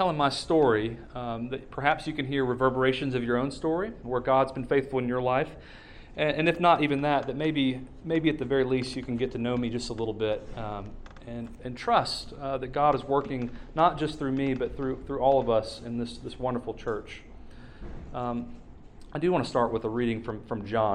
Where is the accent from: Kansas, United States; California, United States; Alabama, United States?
Alabama, United States; Alabaster; I was raised in Alabaster, just a few miles south of here. I went to Thompson, you know, from kindergarten all the way through my senior year of high school